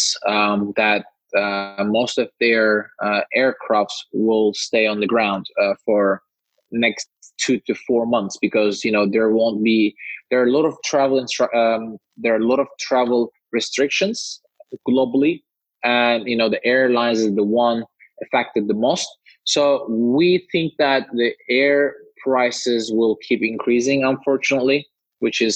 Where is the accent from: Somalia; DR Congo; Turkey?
Turkey; Istanbul; moved away; I'm originally from Turkey, Istanbul